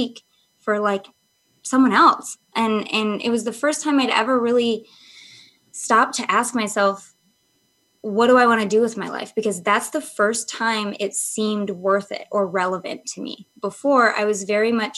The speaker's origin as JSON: {"language": "English", "region": "Michigan", "country": "United States", "tie": "born or raised there", "said": "I grew up in Michigan, so it's like super like, I lived in a very historic town"}